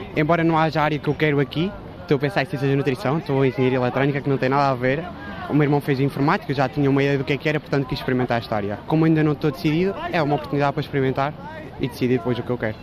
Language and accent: Portuguese; Coimbra, Centro, Portugal; sou aqui de Coimbra